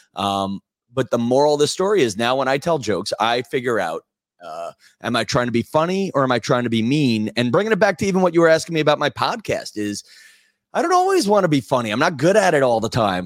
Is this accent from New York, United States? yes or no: yes; Massapequa, New York, United States; I grew up in Massapequa, Long Island